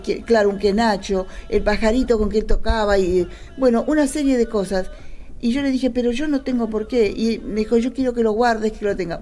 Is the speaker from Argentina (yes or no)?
yes; Argentina; en esta tierra nuestra, del este, como decimos Argentina hoy